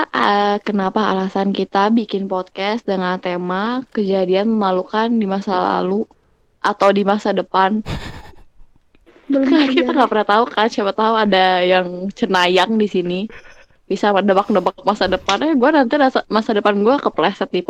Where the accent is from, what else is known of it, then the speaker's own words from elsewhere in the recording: Bandung, West Java, Indonesia; now in Jakarta, Indonesia; aku asli Bandung sekarang sedang tinggal di Jakarta